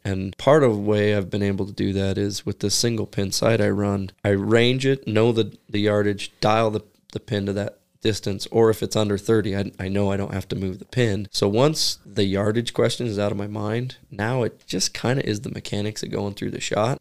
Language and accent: English; United States; As an American